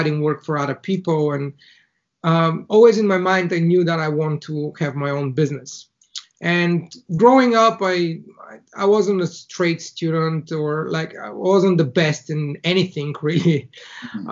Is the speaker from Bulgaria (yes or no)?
yes; Bulgaria; first language Bulgarian; English is a second language; moved away as an adult; now in Ireland; I was born in Bulgaria, in a very small town in the middle of the country